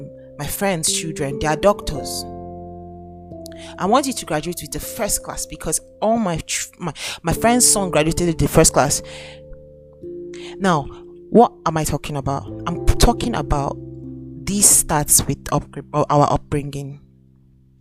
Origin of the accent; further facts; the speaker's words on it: Nigeria; I'm Nigerian. I'm currently in Nigeria as I am currently making this podcast.